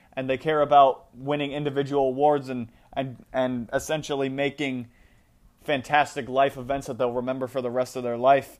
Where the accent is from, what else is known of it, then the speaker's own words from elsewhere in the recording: United States; as an American